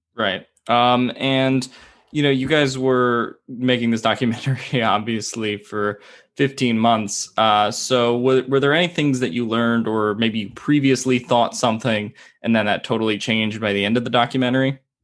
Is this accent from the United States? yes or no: yes; United States; also born or lived in New Jersey / Philadelphia; I'm from New Jersey and Philadelphia